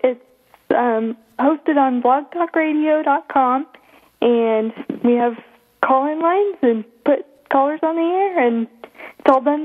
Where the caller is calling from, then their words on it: Pella, Iowa, United States; I'm calling in from Pella, Iowa.